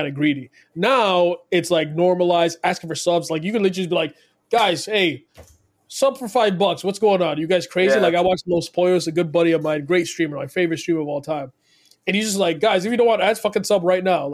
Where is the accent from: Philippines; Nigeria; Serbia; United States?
Nigeria; now in Toronto, Canada; I live in Toronto, from Canada, but also I was born in Nigeria. I'm originally Nigerian.